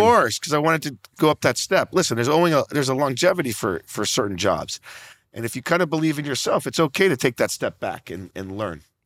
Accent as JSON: {"language": "English", "town": "Naples", "region": "Florida", "country": "United States", "said": "I'm from Naples, Florida, very small retirement community on the other side of Naples, I mean, on the other side of Florida"}